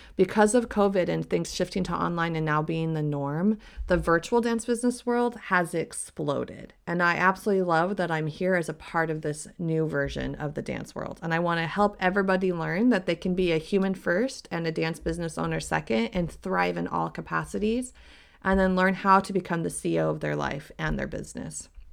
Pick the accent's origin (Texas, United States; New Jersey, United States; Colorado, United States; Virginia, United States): Colorado, United States; moved away as an adult; also born or lived in Salt Lake City, Utah; I moved from my hometown in Colorado to Salt Lake City